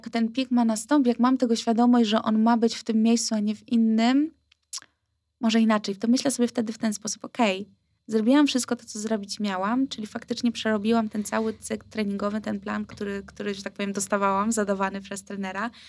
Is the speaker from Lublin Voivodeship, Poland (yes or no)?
no; Wrocław, Lower Silesian Voivodeship, Poland; Kurczę, my jesteśmy z Wrocławia, a nam się nie chce.